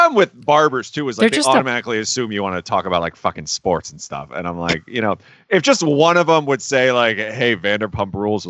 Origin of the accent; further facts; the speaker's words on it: Amsterdam, New York, United States; also born or lived in Glenville, New York; I grew up in Amsterdam before I moved.